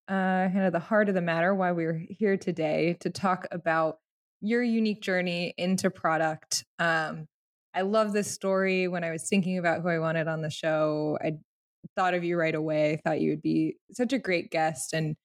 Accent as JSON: {"language": "English", "country": "Italy", "tie": "born there", "said": "No. I was, in fact, born in Italy."}